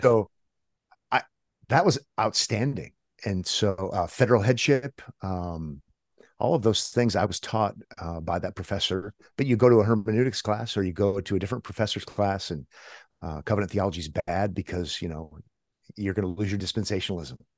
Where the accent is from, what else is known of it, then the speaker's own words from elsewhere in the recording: Omaha, Nebraska, United States; born and raised in Omaha, so kind of middle of America